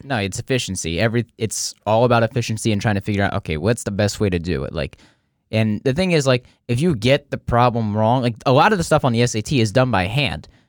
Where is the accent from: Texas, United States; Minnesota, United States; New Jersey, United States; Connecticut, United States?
New Jersey, United States; accent: New Jersey; I'm from New Jersey